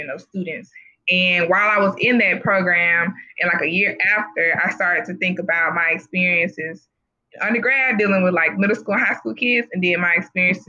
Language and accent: English; Jackson, Mississippi, United States; I'm from Jackson, Mississippi, and I grew up in really majority African-American community from K through 12